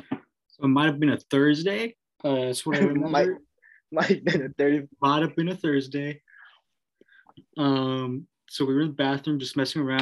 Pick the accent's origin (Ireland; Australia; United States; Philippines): United States; Los Angeles, California; I'm from East LA.